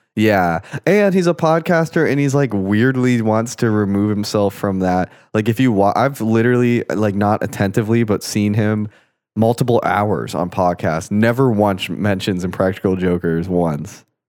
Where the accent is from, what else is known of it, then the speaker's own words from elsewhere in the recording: Florida, United States; growing up in Florida